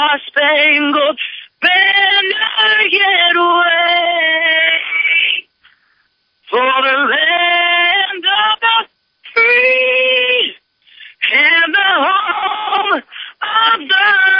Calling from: Auburn, Nebraska, United States; I'm calling from Auburn.

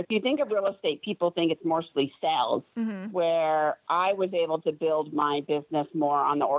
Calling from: California, United States; Orange County, California.

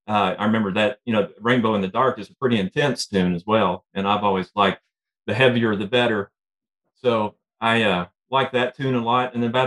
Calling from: Central Kentucky, United States; Calling from Central Kentucky.

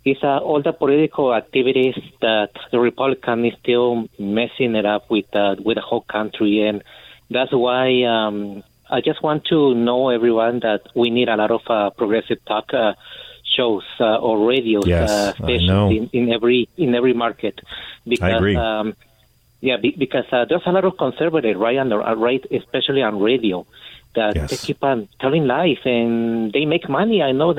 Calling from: El Paso, Texas, United States; I'm calling from El Paso.

